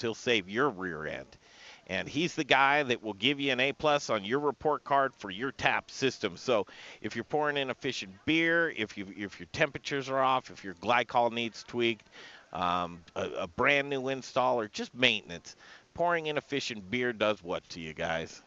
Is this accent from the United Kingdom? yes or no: no; Denver, Colorado, United States; we grew up in Cherry Creek.